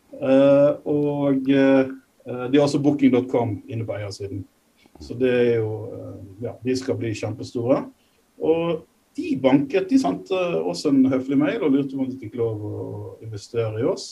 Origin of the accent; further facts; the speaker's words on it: Norway; moved away as an adult; now in Nairobi, Kenya; Håvard og jeg er nordmenn